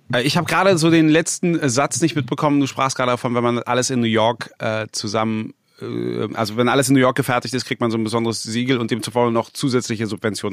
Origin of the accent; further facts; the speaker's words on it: Berlin, Germany; ich bin ja gebürtiger Berliner, ich habe die Entwicklung hier mitbekommen